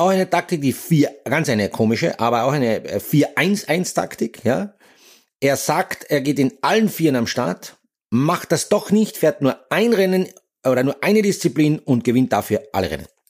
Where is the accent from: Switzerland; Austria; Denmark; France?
Austria; bei uns in Österreich